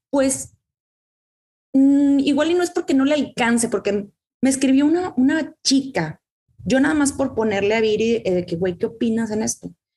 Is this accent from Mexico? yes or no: yes; Mexico; culturalmente crecemos en una, en un México, ¿no? somos latinas